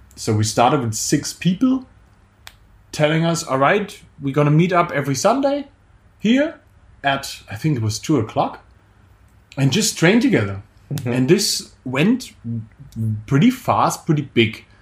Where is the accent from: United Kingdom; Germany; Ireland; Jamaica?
Germany; I'm from Germany actually